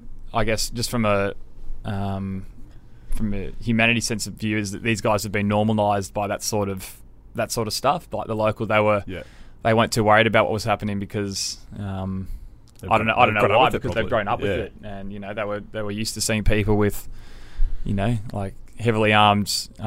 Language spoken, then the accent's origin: English; Sydney, New South Wales, Australia; and I grew up in Sydney, yeah.